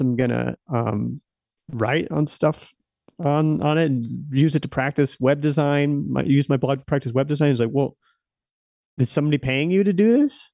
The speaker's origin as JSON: {"language": "English", "region": "Nebraska", "country": "United States", "tie": "born or raised there", "also_born_or_lived": "Silicon Valley", "moved": "as an adult", "said": "I stayed pretty close. Um, to my hometown"}